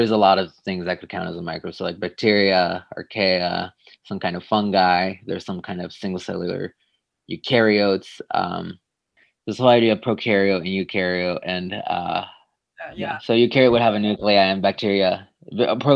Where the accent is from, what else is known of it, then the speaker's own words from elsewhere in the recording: Tijuana, Baja California, Mexico; moved away as an adult; also born or lived in San Diego, California / Ithaca, New York; now in Santa Barbara, United States; I grew up in Tijuana, Mexico, and that's where I was raised there, and then I did my middle school and high school in San Diego, so I would cross the border